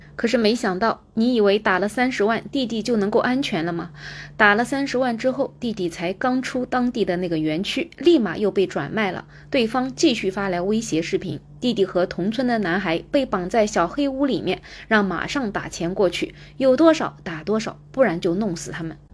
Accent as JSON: {"language": "Chinese", "country": "China", "said": "我们中国人"}